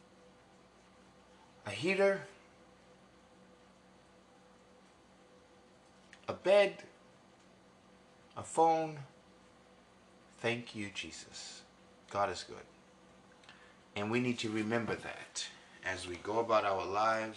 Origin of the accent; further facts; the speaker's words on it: New York City, New York, United States; also born or lived in Texas; now in Dallas, United States; I was born in New York in Mount Sinai Beth Israel Hospital